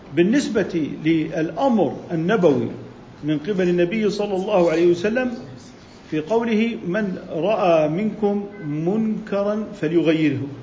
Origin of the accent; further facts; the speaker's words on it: Jordan; عندنا بالأردن